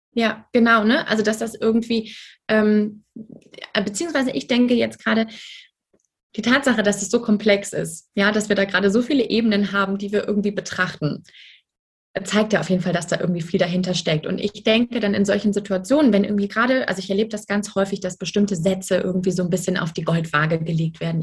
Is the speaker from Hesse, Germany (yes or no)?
yes; Frankfurt, Hesse, Germany; ich komme aus Frankfurt